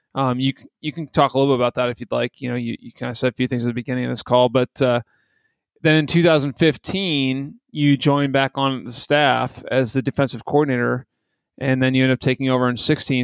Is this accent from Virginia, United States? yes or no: yes; Fairfax County, DC area, Virginia, United States; DC area where I grew up in Fairfax County